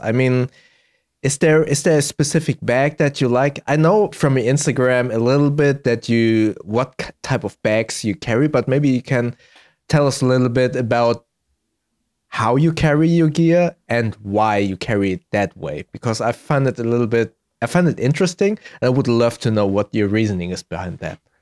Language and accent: English; Germany; born and raised in Germany, but my parents are both from Indonesia